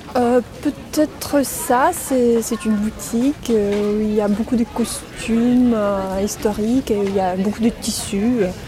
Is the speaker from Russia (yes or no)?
yes; Moscow, Russia; French is a second language; je viens de Moscou et je suis pianiste